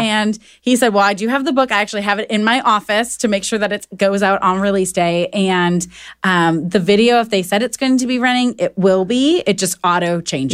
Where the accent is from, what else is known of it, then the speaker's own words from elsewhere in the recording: Wisconsin, United States; moved away; I grew up in Wisconsin, so I'm a big Packer fan.